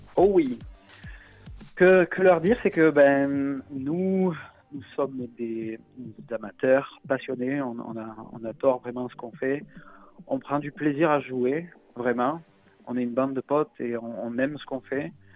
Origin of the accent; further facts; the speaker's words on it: Marseille, Provence-Alpes-Côte d'Azur, France; accent: Marseillais; j'ai l'accent marseillais